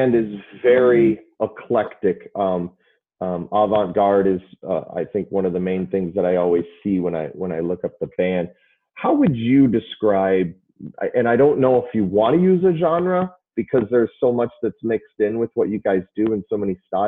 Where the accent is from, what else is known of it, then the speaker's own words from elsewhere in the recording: Chicago, Illinois, United States; I'm from Chicago